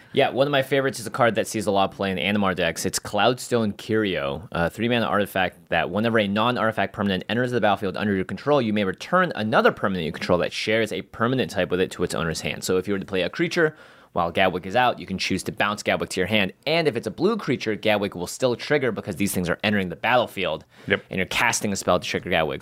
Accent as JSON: {"language": "English", "town": "Seattle", "region": "Washington", "country": "United States", "tie": "born or raised there", "moved": "yes", "said": "it is my hometown"}